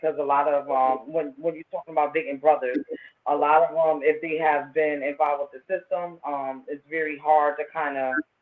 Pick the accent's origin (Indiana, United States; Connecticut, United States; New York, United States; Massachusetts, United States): Connecticut, United States; New Haven; growing up in New Haven